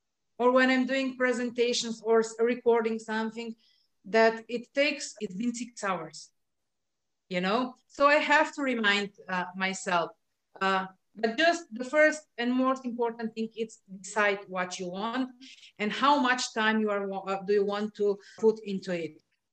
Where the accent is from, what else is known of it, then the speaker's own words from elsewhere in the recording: Slovenia; English is a second language; You know, I'm not from any of the countries where this language is official language. I'm from Slovenia